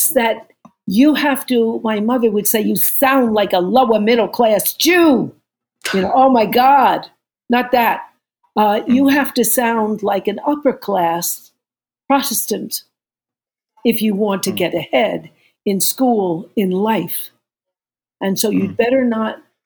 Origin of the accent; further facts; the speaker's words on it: New York, United States; I'm from New York